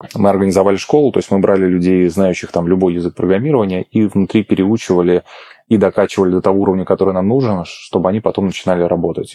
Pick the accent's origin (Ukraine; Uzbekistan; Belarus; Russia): Russia; Ulyanovsk, Ulyanovsk Oblast; moved away as an adult; also born or lived in Moscow; я переехал из Москвы обратно к себе домой в Ульяновск